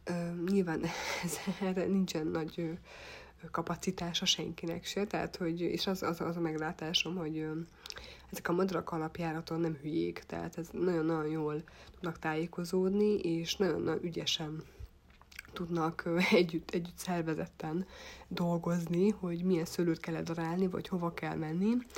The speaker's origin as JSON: {"language": "Hungarian", "town": "Tokaj", "region": "Borsod-Abaúj-Zemplén", "country": "Hungary", "tie": "born or raised there", "said": "tokai vagyok, illetve itt nőttem fel"}